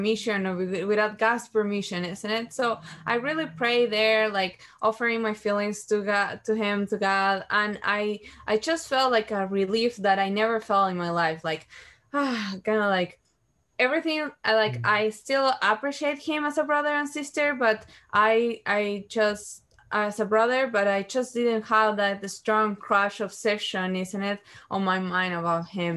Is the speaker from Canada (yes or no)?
no; Uruguay; I'm from Uruguay, and I was 19 years old